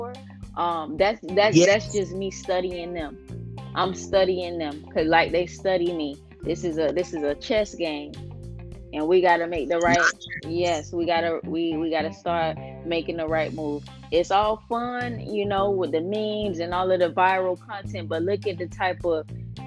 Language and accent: English; Broward County, Florida, United States; I'm from Broward